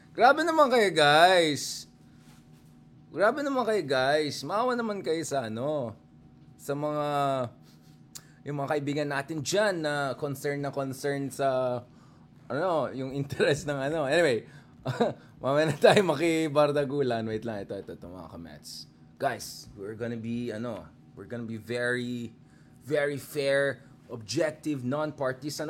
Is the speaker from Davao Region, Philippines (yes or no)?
no; Baguio, Cordillera Administrative Region, Philippines; Diyan sa amin sa Baguio